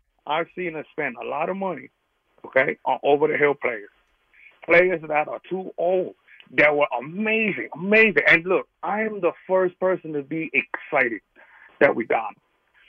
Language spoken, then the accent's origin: English; New York City, New York, United States; also born or lived in Brooklyn, New York / Long Island, New York; now in Ohio, United States; I'm a native New Yorker. I was born in Brooklyn, raised in Queens, Long Island.